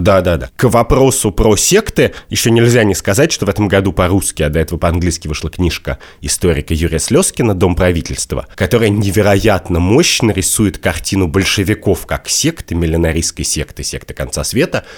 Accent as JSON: {"language": "Russian", "country": "Russia", "tie": "born or raised there", "said": "я вырос, значит, в России конца двадцатого века"}